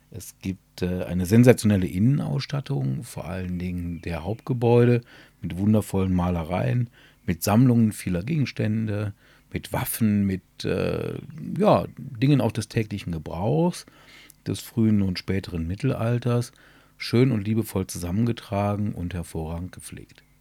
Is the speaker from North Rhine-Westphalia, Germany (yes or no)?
yes; Burscheid, North Rhine-Westphalia, Germany; Mein Burscheid liebe ich, weil hier meine Heimat ist.